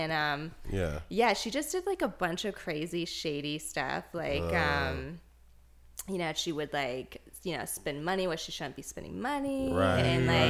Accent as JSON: {"language": "English", "town": "Greensboro", "region": "North Carolina", "country": "United States", "tie": "born or raised there", "said": "I grew up in Greensboro, North Carolina."}